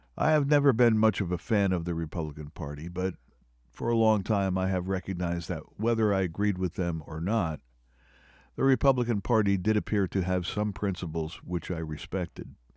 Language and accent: English; Pennsylvania, United States; my home state